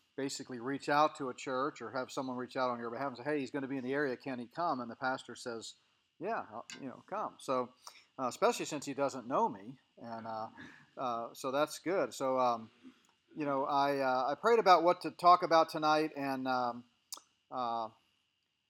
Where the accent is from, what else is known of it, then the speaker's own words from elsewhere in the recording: Colorado, United States; I'm from Colorado. My family live in Colorado. We live in the mountains.